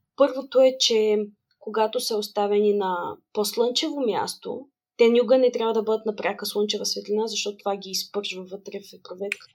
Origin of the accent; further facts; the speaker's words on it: Varna, Varna Province, Bulgaria; moved away as an adult; also born or lived in Sofia; аз всъщност съм родом от Варна